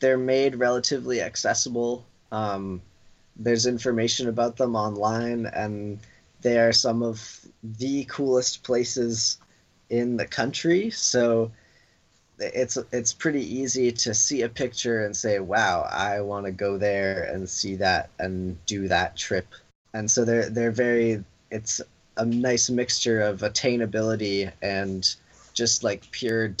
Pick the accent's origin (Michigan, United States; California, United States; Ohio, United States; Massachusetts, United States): Massachusetts, United States; North Andover; we're both from North Andover, Massachusetts, and we graduated high school together